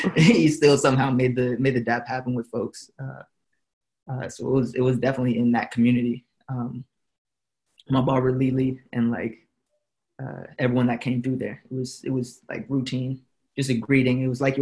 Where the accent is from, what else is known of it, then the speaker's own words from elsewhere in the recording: Florida, United States; the first barbershop that I went to growing up in Florida.